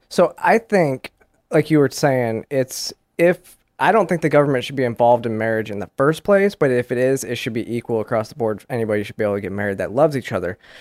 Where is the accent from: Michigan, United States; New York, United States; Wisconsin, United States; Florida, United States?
Michigan, United States; I grew up in Michigan, and we used to go to Canada